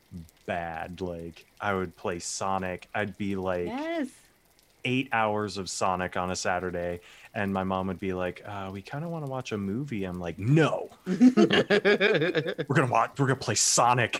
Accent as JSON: {"language": "English", "region": "Virginia", "country": "United States", "tie": "born or raised there", "also_born_or_lived": "Michigan", "said": "I was born in Michigan, and I moved to Virginia when I was like six."}